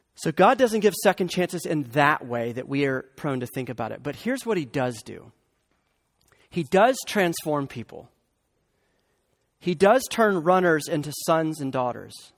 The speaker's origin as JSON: {"language": "English", "region": "the Bible Belt", "country": "United States", "tie": "born or raised there", "said": "I grew up in the Bible Belt"}